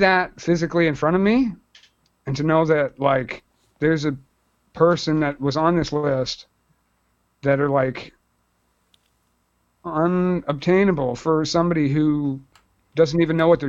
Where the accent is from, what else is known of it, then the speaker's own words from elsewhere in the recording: Brampton, Ontario, Canada; Up in my hometown